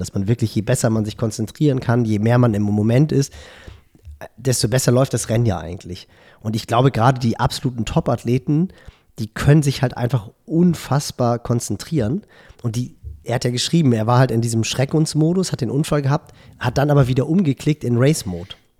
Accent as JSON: {"language": "German", "region": "Hamburg", "country": "Germany", "said": "als Hamburger"}